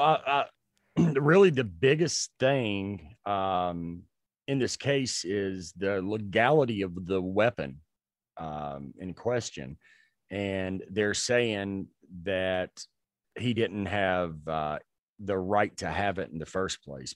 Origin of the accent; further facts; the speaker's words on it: Gaston County, North Carolina, United States; where I grew up in Gaston County